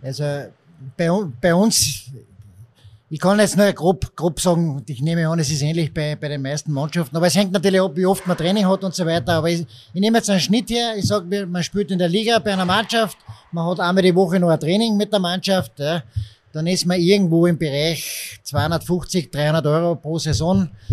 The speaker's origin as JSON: {"language": "German", "town": "Villach", "region": "Carinthia", "country": "Austria", "tie": "born or raised there", "moved": "as an adult", "lives_now": "Linz, Austria", "said": "ich bin Kärntner, da wächst man mit einem Eishockey zwangsläufig auf, habe aber selbst nie richtig Eishockey spielen gelernt, ich habe mir das selbst beigebracht durch Eishockey zuschauen gehen in der Schulzeit in Villach"}